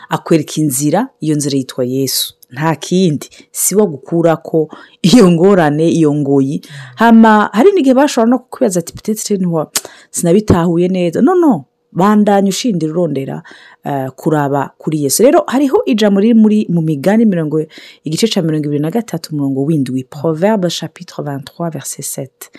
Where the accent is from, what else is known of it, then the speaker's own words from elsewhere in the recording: Burundi; moved away; nk'abarundi tuba mu mahanga